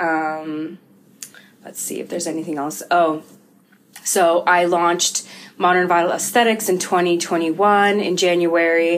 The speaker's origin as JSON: {"language": "English", "area": "Bay Area", "region": "California", "country": "United States", "tie": "born or raised there", "first_language": "Russian", "second_language": "English", "moved": "as an adult", "lives_now": "Tigard, United States", "said": "I am first generation American. I grew up in a huge Russian family in the Bay Area. And, so Russian's my first language"}